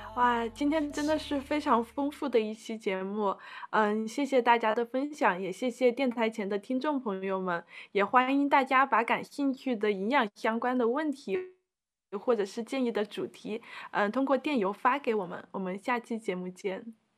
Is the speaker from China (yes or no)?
yes; China; 我们中国人常吃的